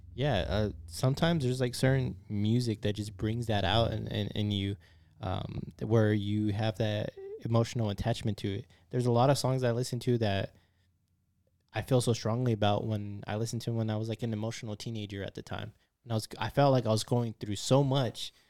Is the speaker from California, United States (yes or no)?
yes; San Francisco, California, United States; I'm from San Francisco. I'm from the city.